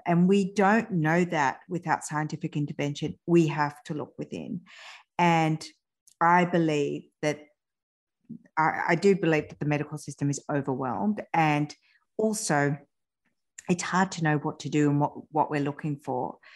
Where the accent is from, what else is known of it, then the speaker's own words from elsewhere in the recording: France; I was born in France, but both my parents are Iranian